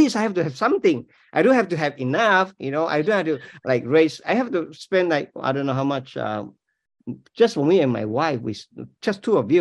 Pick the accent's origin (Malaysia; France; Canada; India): Malaysia; English is a second language; moved away as an adult; now in United States; I'm not American, you know. I'm Malaysian